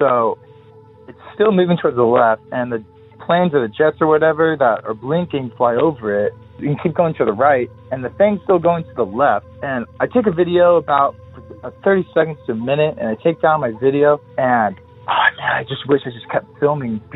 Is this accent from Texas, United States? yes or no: no; San Clemente, California, United States; I'm from San Clemente.